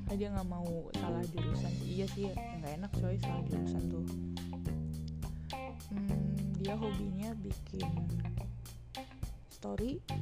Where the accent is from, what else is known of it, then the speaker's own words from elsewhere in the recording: Kuningan, West Java, Indonesia; also born or lived in Cirebon; now in Tangerang Selatan, Indonesia; asli gue orang Cirebon gue lahir di Cirebon tapi rumah di Kuningan Jawa Barat nah ribet nggak lu?